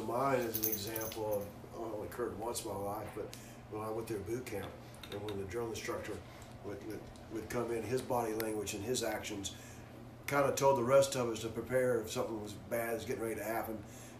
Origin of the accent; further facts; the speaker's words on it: Crossville, Tennessee, United States; accent: southern drawl; moved away; I grew up in Crossville, Tennessee.